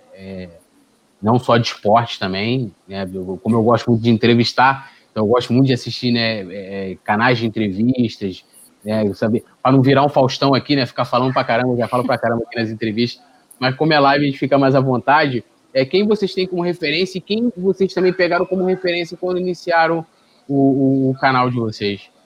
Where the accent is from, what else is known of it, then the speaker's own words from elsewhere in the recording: São Gonçalo, Rio de Janeiro, Brazil; eu sou de São Gonçalo